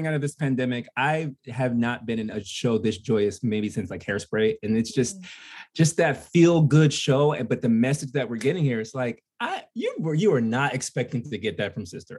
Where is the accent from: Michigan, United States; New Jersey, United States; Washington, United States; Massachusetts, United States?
New Jersey, United States; I am from New Jersey, but being a Jersey boy